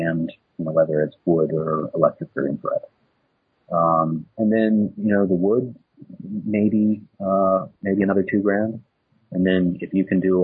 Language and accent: English; Midwest, United States; moved away; I come from the Midwest originally